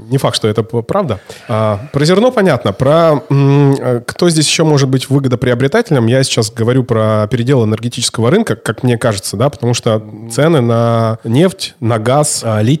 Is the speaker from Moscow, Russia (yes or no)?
no; Altai Krai, Russia; а у меня друзья на Алтае живут, я сам с Алтая